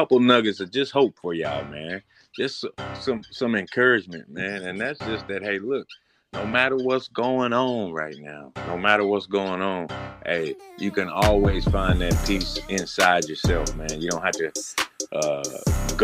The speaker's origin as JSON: {"language": "English", "region": "Arkansas", "country": "United States", "tie": "born or raised there", "said": "I was born in Arkansas"}